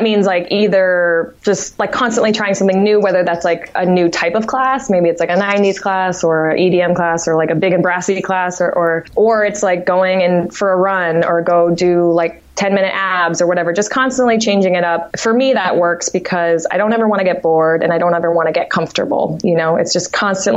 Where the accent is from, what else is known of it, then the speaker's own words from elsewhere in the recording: Martha's Vineyard, Massachusetts, United States; moved away as an adult; also born or lived in Amherst, Massachusetts; I'm originally from Martha's Vineyard, Massachusetts, small island.